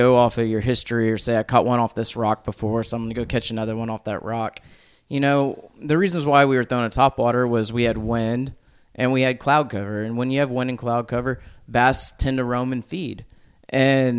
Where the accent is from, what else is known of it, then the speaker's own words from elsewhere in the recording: Fort Bend County, Texas, United States; I grew up in Fort Bend County